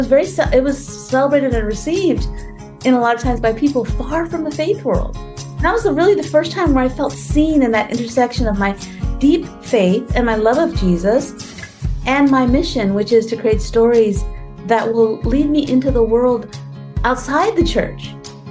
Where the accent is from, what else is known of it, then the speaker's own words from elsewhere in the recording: California, United States; also born or lived in India; here I am, an immigrant from India, right? And I grew up in California.